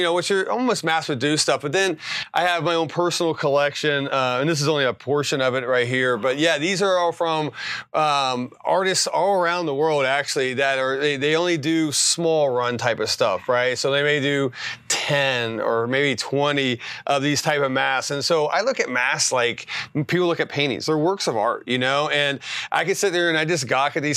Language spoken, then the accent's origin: English; West Virginia, United States; moved away as an adult; now in Arizona, United States; I'm from West Virginia, didn't have a lot of money